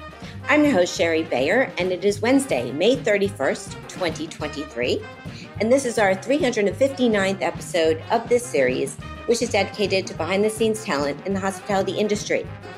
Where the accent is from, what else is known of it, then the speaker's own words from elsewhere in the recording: Miami, Florida, United States; I grew up in Miami